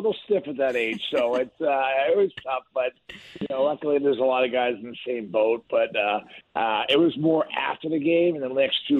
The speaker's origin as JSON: {"language": "English", "town": "Boston", "region": "Massachusetts", "country": "United States", "tie": "born or raised there", "said": "Of course. We had a few ponds around there that froze."}